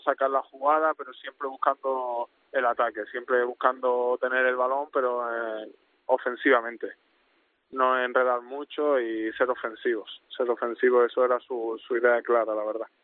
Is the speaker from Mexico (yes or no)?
no; Málaga, Andalusia, Spain; moved away as an adult; also born or lived in Netherlands / Cartagena; now in Molde, Norway; yo nací en Málaga, yo junto a todos mis hermanos